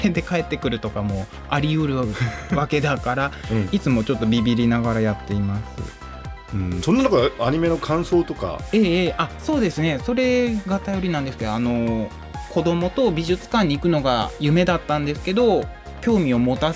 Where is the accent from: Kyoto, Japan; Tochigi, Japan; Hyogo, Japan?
Hyogo, Japan; Ono; born there; 神戸から電車で1時間半ぐらいかな。